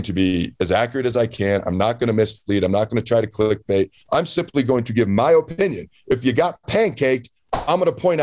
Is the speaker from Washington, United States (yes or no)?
yes; Washington, United States; moved away; I grew up in the state of Washington